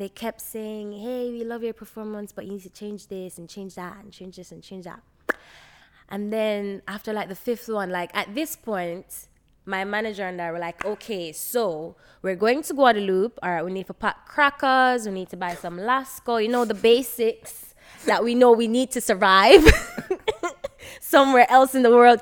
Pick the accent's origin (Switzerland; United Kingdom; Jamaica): Jamaica; I was raised in Jamaica